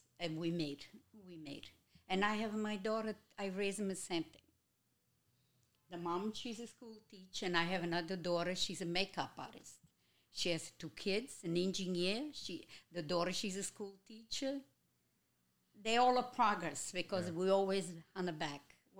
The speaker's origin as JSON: {"language": "English", "country": "Italy", "said": "My mama came here after. I came from Italy."}